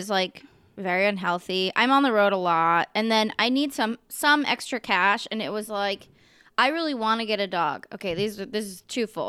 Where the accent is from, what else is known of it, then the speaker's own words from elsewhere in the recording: Oakland, California, United States; moved away as an adult; also born or lived in San Francisco; now in Portland, United States; I usually say Oakland, although I was born in San Francisco. But okay. I only lived in Portland for 3 years, specifically for comedy.